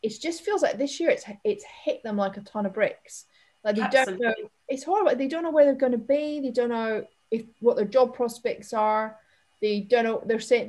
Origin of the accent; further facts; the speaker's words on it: Scotland, United Kingdom; accent: Scottish; And I obviously I'm Scottish, but have kind of lost that thick accent and the words.